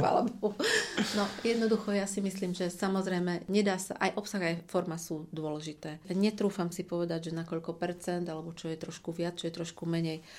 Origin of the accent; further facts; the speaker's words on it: Košice, Košice Region, Slovakia; also born or lived in Krupina / Saint Petersburg; narodila som sa v Krupine, okres Zvolen ale takmer celý život som prežila v Košiciach, teda asi od 4 rokov som v Košiciach, takže sa považujem za hrdú Košičanku